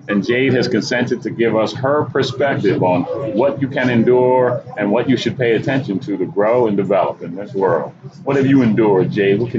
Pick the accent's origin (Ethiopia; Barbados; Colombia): Ethiopia; moved away; I'm from Africa, Ethiopia.